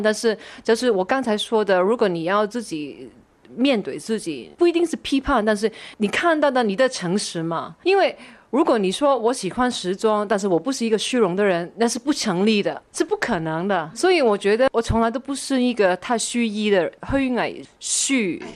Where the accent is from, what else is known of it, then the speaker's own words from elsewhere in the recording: Kowloon, Hong Kong; also born or lived in Wan Chai, Hong Kong / Sha Tin, Hong Kong; 我出生的时候是在九龙，我住到十多岁，我自己就搬了去湾仔跟我爷爷住